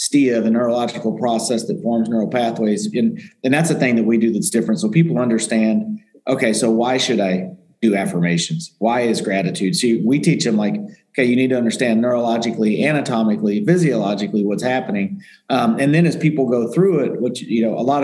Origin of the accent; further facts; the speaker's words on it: Indiana, United States; moved away; I was from Indiana, athlete, good athlete, three sport athlete in high school